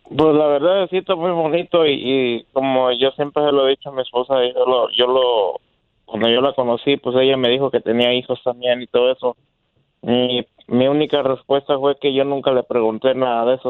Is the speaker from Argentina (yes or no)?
no; Veracruz, Mexico; Yo soy de Veracruz